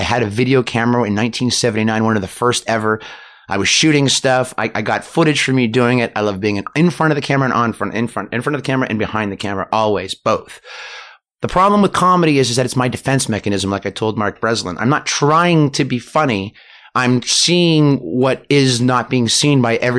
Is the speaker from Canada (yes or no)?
yes; Canada; I'm Canadian